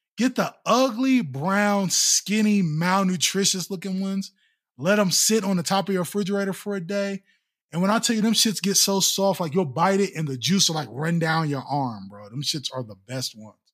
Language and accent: English; Ohio, United States; I'm from Ohio